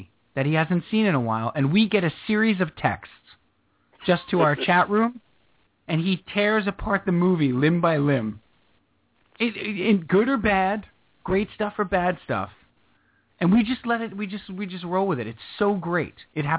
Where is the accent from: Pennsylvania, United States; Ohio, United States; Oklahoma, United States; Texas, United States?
Ohio, United States; Cleveland; I'm from Cleveland, and somebody said the Jets.